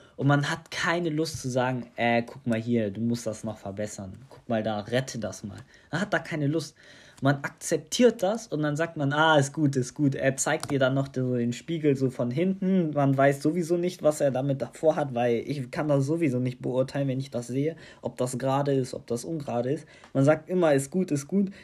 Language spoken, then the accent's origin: German; Tunisia; now in Germany; in Tunesien, in meiner Heimat